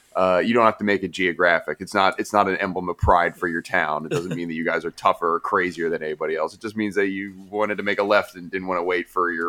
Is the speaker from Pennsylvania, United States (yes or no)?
yes; Bethlehem, Pennsylvania, United States; Like, I'm from Bethlehem and we fight.